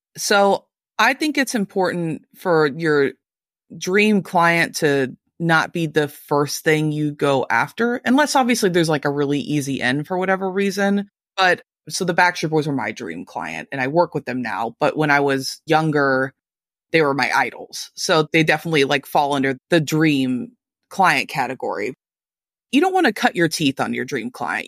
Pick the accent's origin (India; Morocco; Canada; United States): United States; Louisville, Kentucky